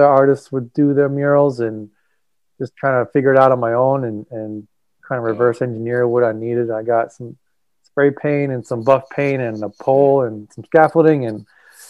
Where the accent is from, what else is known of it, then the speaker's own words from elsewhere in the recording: New Hampshire, United States; I grew up in New Hampshire